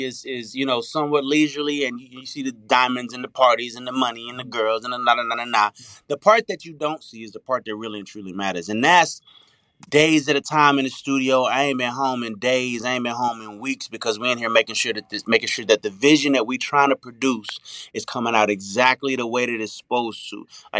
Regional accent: Las Vegas, Nevada, United States; moved away as an adult; also born or lived in Arkansas / Los Angeles; now in Atlanta, United States; I grew up in Las Vegas, so I'm a little bit city too

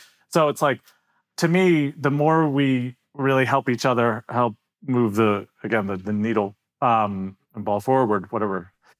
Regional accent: Pittsburgh, Pennsylvania, United States; I'm from Pittsburgh

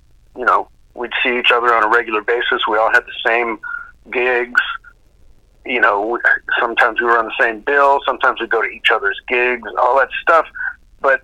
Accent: Duluth, Minnesota, United States; moved away as an adult; I was from Duluth, Minnesota

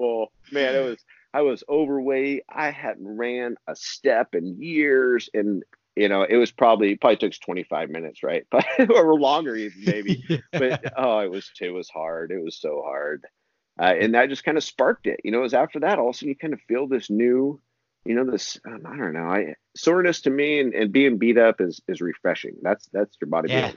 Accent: Eugene, Oregon, United States; also born or lived in Harrisburg, Oregon; I grew up in, Pleasant Hill, Eugene, Oregon, Springfield area and here in Oregon

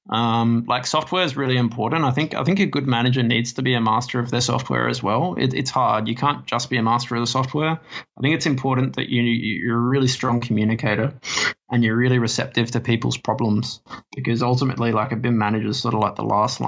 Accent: Adelaide, South Australia, Australia; moved away as an adult; now in Sydney, Australia; I obviously moved from my hometown of Adelaide to Sydney about 4 or 5 years ago.

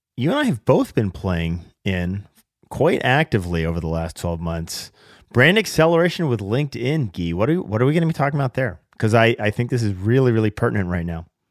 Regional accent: Seattle, Washington, United States; my my hometown of Seattle

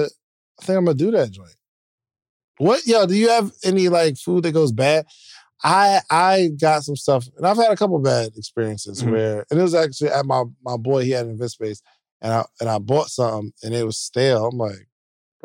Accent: Willingboro, New Jersey, United States; moved away; I'm from Willingboro

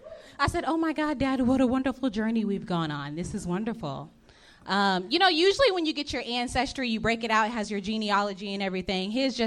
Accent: Texas, United States; moved away; I'm from Texas originally.

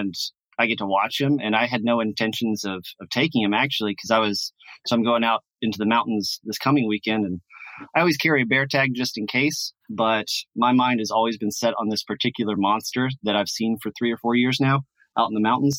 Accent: Louisiana, United States; I'm from Louisiana

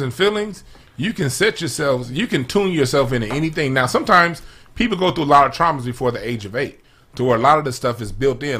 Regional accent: Los Angeles, California, United States; I grew up in South Central

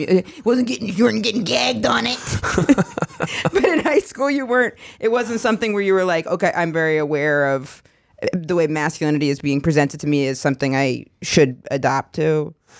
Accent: Maine, United States; Maine, my home state

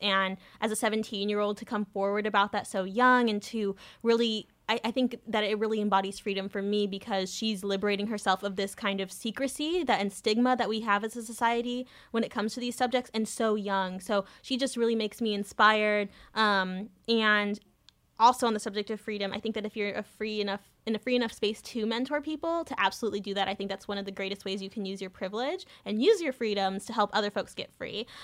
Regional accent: Southern California, United States; I grew up in Southern California

